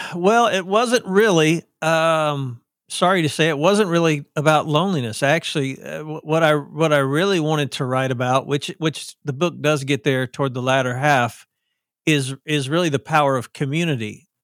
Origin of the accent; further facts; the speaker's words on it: the South, United States; accent: southern; I sound like I'm from the South, 'cause I am